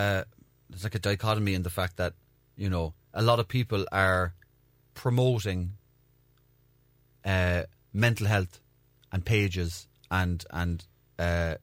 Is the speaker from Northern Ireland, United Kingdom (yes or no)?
yes; Belfast, Northern Ireland, United Kingdom; Falls Road.